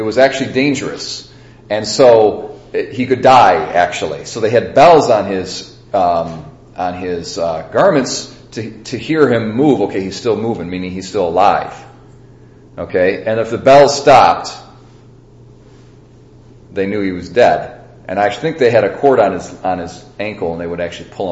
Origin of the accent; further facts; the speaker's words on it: United States; as American Catholics